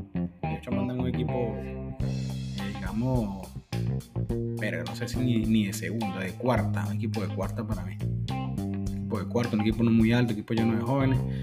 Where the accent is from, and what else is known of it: Venezuela